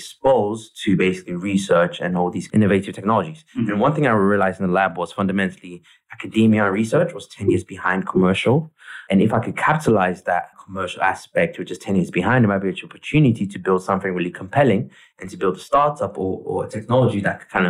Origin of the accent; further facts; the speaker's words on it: Ghana; also born or lived in Streatham, London, United Kingdom / United States; now in London, United Kingdom; Where I grew up was Ghana, West Africa. My parents migrated to the UK in the early 2000s, and we migrated to a place called Streatham